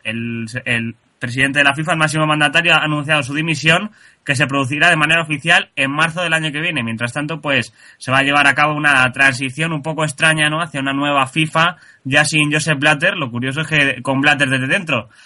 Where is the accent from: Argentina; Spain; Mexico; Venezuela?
Spain; como españoles